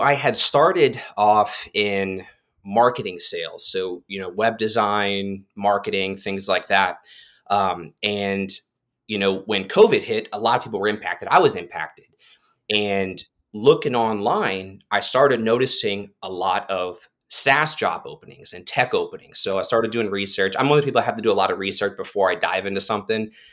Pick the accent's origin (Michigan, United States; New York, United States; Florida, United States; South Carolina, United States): Florida, United States; Titusville; ended up at a job fair in, in my hometown of Titusville, Florida